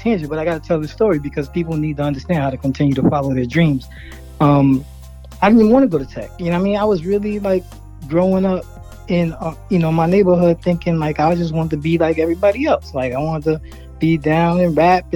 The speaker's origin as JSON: {"language": "English", "town": "New York City", "region": "New York", "country": "United States", "tie": "born or raised there", "said": "I grew up in Bed-Stuy, Brooklyn. Was born Marcy"}